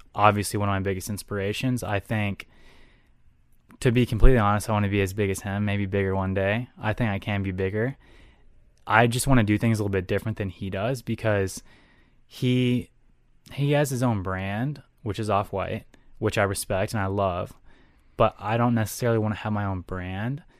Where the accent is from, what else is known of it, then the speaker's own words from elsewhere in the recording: Texas, United States; moved away as an adult; also born or lived in Houston, Texas / San Antonio, Texas; now in Minnesota, United States; I grew up in Texas. I was born in Houston